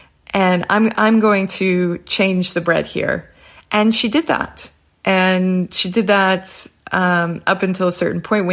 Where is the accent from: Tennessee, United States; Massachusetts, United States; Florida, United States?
Massachusetts, United States; Boston; moved away as an adult; also born or lived in Prague; I'm from Boston